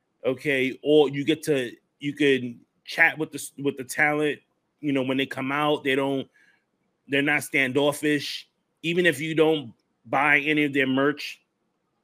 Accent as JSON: {"language": "English", "town": "New York City", "region": "New York", "country": "United States", "tie": "born or raised there", "moved": "yes", "said": "I'm from the Bronx, too, man. Born and raised"}